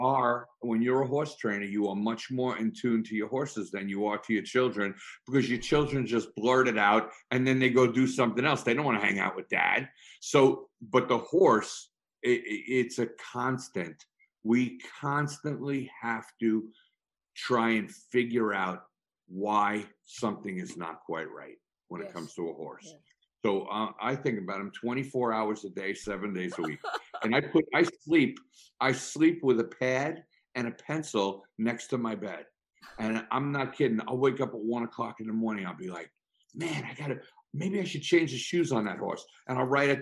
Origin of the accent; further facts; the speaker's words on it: Long Island, New York, United States; when I grew up on Long Island